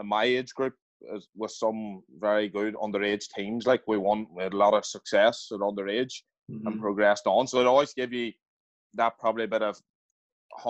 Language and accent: English; Dromore, Northern Ireland, United Kingdom; also born or lived in Belfast; I'm from Dromore and County Throne, it's a big GAA community